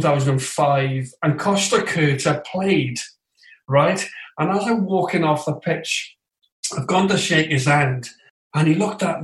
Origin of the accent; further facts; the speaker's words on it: Swansea, Wales, United Kingdom; moved away; I'm born and bred in Swansea